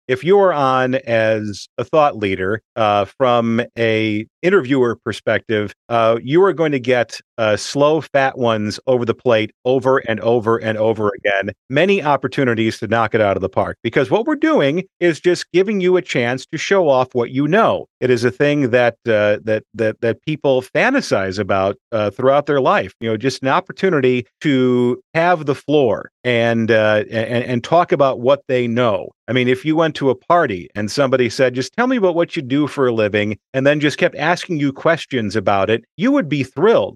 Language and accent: English; Chicago, Illinois, United States; moved away as an adult; also born or lived in Milwaukee; back to my hometown